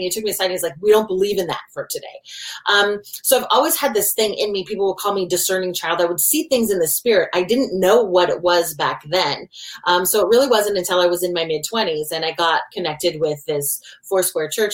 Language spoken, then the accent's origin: English; Oregon, United States; moved away as an adult; also born or lived in Washington; I grew up in Oregon, and he moved us out of state to the state of Washington.